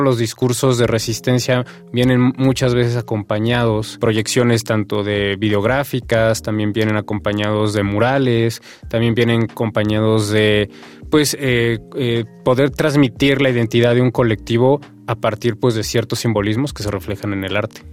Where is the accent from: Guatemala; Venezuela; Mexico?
Mexico; de nuestra cultura, de nuestra identidad como mexicanos